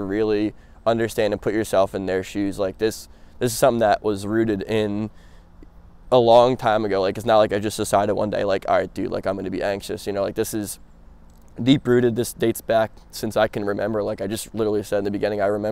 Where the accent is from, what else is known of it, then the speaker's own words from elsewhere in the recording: New Jersey, United States; born and raised in Jersey